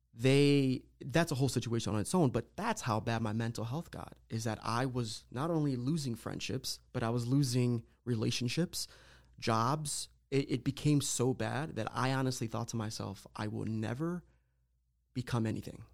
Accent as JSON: {"language": "English", "area": "Lorain County", "region": "Ohio", "country": "United States", "tie": "born or raised there", "said": "I was born and raised here in Lorraine County, lived my whole life, um, Puerto Rican background"}